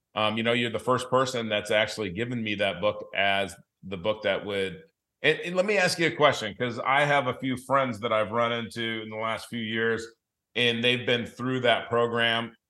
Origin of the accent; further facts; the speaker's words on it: Los Angeles, California, United States; also born or lived in Denver, Colorado / South Dakota; now in Southwest Florida, United States; I grew up in Los Angeles